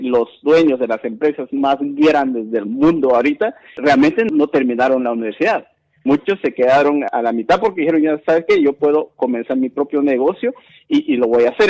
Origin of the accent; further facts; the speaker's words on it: Guatemala; moved away; soy Maya Canjobal, guatemalteco, migrante